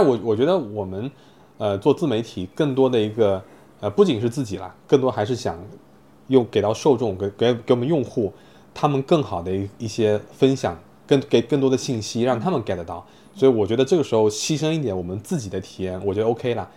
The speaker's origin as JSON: {"language": "Chinese", "town": "Fuzhou", "region": "Fujian", "country": "China", "tie": "born or raised there", "moved": "as an adult", "lives_now": "Shanghai, China", "said": "因为我从小是生活在福州嘛，对，其实我在十八岁离开福州上大学之前 我都没有出过福建省"}